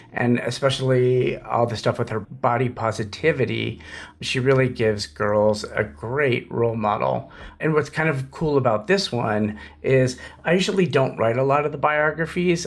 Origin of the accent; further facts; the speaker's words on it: Los Angeles, California, United States; as a kid, I grew up in Los Angeles